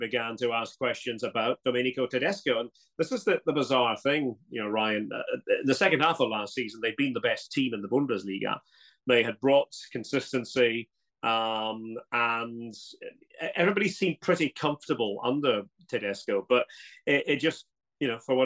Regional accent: Scotland, United Kingdom; moved away as an adult; now in Germany; being a Scot

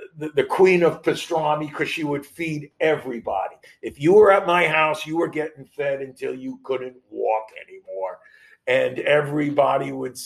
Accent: New York, United States; growing up in New York and playing New York high school baseball

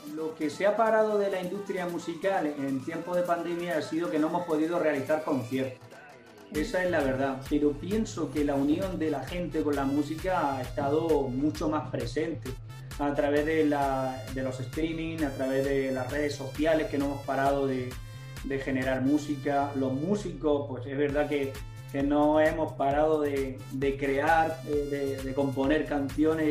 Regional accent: Spain; desde aquí, desde, desde España

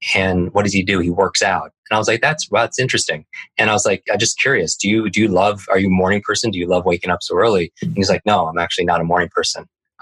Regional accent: Northeast, United States; I grew up in the Northeast

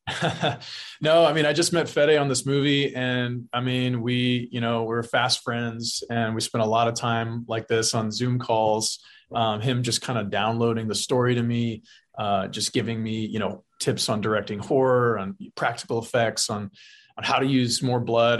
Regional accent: South Texas, United States; grew up in South Texas. I've lived in Texas. I still live here

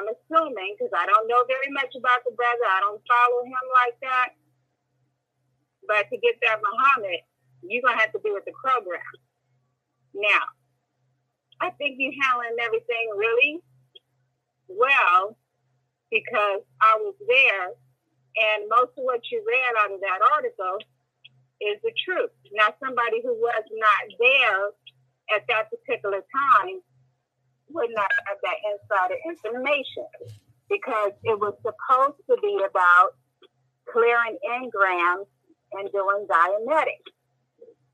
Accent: West Coast, United States; I'm from the West Coast

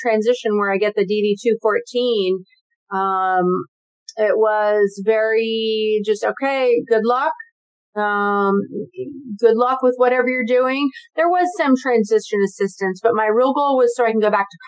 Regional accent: Santa Rosa, California, United States; now in San Diego, United States; I was born and raised in Santa Rosa, California, which is in Northern California

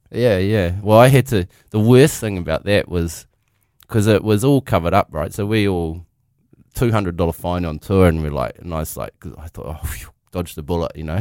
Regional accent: Dargaville, Northland, New Zealand; I grew up in Dargaville

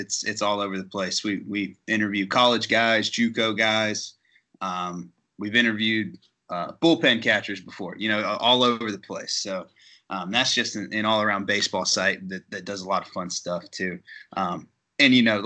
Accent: Chattanooga, Tennessee area, just south of the Tennessee state line, Georgia, United States; I grew up in the Chattanooga, Tennessee area, just south of the Tennessee state line there.

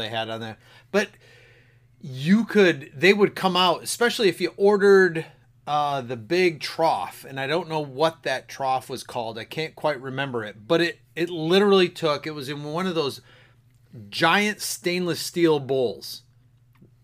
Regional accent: Grand Rapids, Michigan, United States; I grew up in Grand Rapids

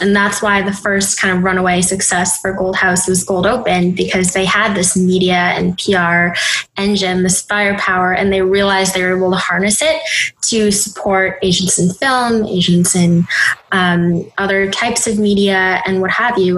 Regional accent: Minneapolis, Minnesota, United States; moved away as an adult; now in New York City, United States; So I was born in Minneapolis, Minnesota. Um, so Midwest, very homogenous community growing up

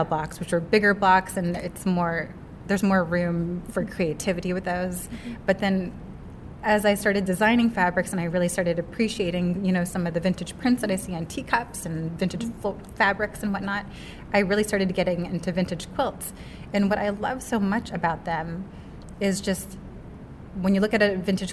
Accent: Seattle, Washington, United States; I'm from Seattle, Washington

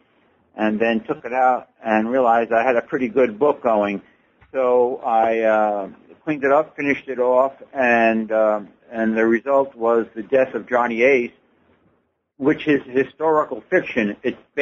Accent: Levittown, New York, United States; now in Mesa, United States; Levittown, New York, where I grew up.

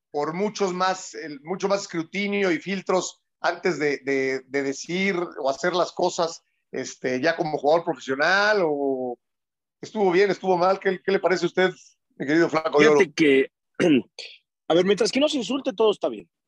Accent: Argentina; porque ya somos todos argentinos y sudamericanos

